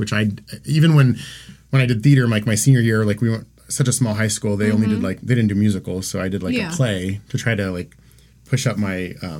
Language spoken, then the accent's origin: English; Van Wert, Ohio, United States; Van Wert, Ohio. Well, I was born in Van Wert, but I grew up in the country in Van Wert County.